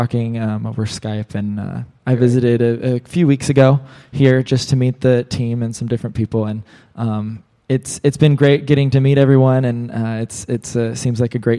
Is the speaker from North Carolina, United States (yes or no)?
no; Kokomo, Indiana, United States; I'm originally from Indiana, so the Kokomo area. It's about an hour north of Indianapolis